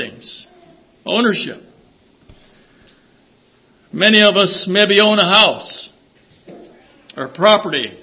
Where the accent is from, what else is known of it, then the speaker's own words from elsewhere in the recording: Traverse City, Michigan, United States; we're from Traverse City. We're not so uppity up there